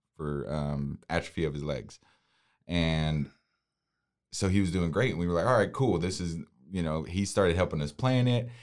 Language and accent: English; Waco, Texas, United States; I was born and raised in Waco